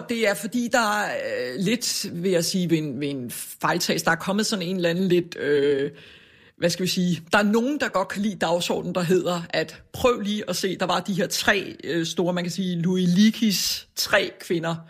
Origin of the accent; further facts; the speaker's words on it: Copenhagen, Capital Region of Denmark, Denmark; jeg er vokset op ude på Amager